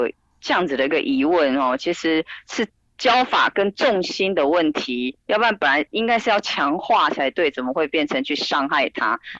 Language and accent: Chinese; Taiwan; 更何况我们台湾人